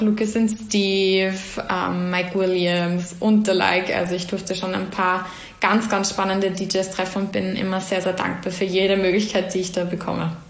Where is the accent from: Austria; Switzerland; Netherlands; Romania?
Austria; Vienna; ich bin gebürtige Wienerin, ähm, habe aber starke Wurzeln eben nach Salzburg ähm, durch meine Familie.